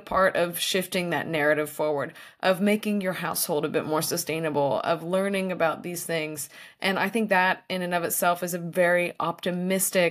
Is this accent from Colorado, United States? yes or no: no; Tennessee, United States; now in California, United States; where I grew up in Tennessee